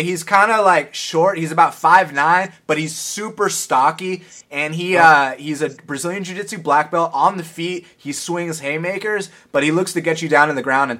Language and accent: English; Atlanta, Georgia, United States; George Lockhart's from my hometown, ATL.